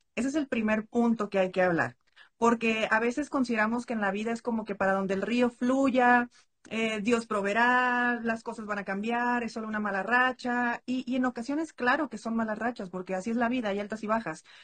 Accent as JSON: {"language": "Spanish", "country": "Mexico", "said": "soy mexicana"}